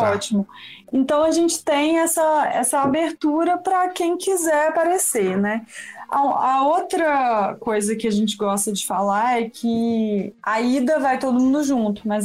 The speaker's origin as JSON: {"language": "Portuguese", "region": "Espírito Santo", "country": "Brazil", "said": "eu sou capixaba e também não sei traduzir lambi de outra forma."}